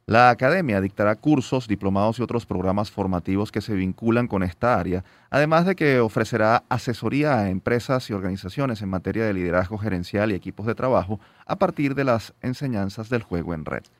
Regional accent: Venezuela; como venezolanos, como padres y por supuesto como ciudadanos

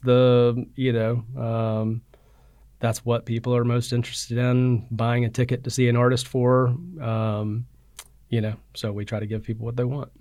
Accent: Birmingham, Alabama, United States; I grew up in Birmingham, Alabama. Um, I'm living in the suburb, Hoover, um, went to Hoover High School.

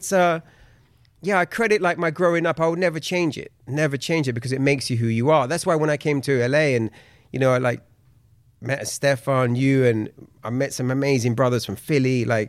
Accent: London, United Kingdom; now in Los Angeles, United States; I grew up in southwest London in a place called Balham, which is literally maybe, it's on the same line as Brixton.

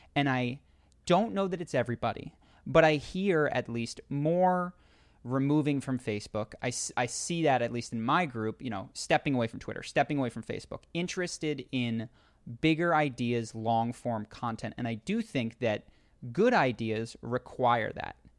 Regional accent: Philadelphia, Pennsylvania, United States; We grew up in Philadelphia

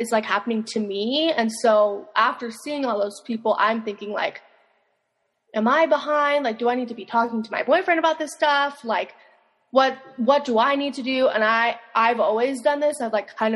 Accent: Las Vegas, Nevada, United States; moved away; I'm from Vegas

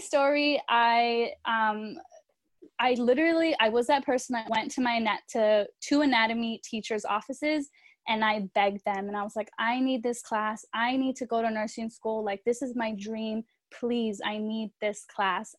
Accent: California, United States; also born or lived in Chicago; I'm from California

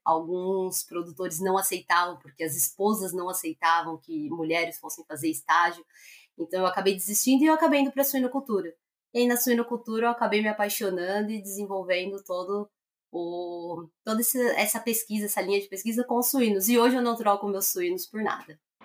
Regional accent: Greater São Paulo, Brazil; moved away as an adult; also born or lived in Londrina; eu sou nascida e criada em São Paulo, Grande São Paulo

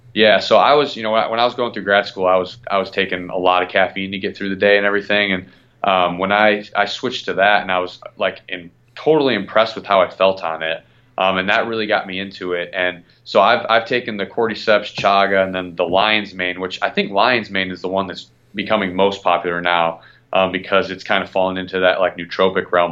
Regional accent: Midwest, United States; now in Florida, United States; I'm originally from the Midwest

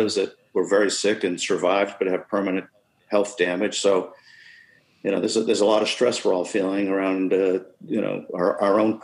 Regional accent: United States; as an American

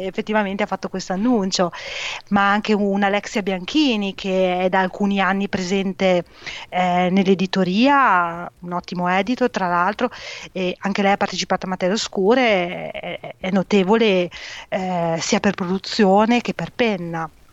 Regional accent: province of Modena, Emilia-Romagna, Italy; sono nata e cresciuta eh, in provincia di Modena, un piccolo paese

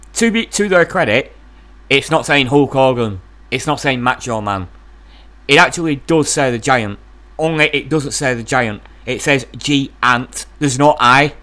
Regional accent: East Lancashire, North West England, United Kingdom; I, I am a guy from East Lancashire, the north of England.

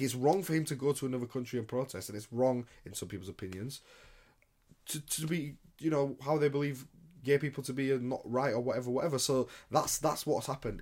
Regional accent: United Kingdom; I'm from Britain

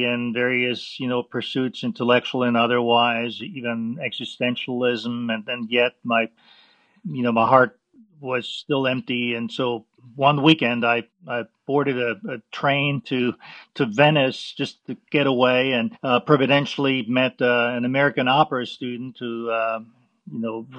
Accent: Vienna, Austria; moved away; I was born in Vienna, Austria, and I grew up Roman Catholic

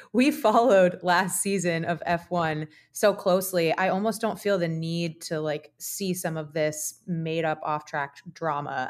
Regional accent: United States; as an American

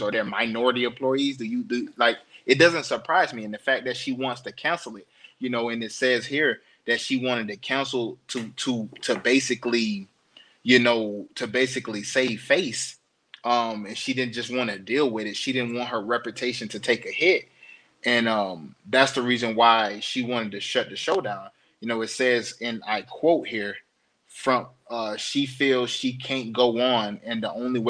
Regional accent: the South, Florida, United States; I'm from the South. We're talking Florida. We're talking deep in the South country

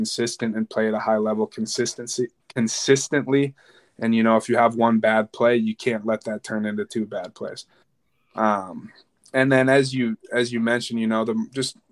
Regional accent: Edina, Minnesota, United States; I grew up in Edina, Minnesota

